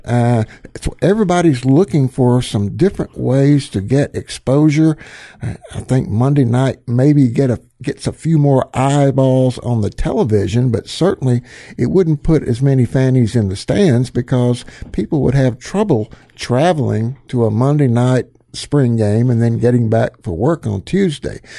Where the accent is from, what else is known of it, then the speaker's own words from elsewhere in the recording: the South, United States; I'm actually a Southerner. I'm born and raised in the South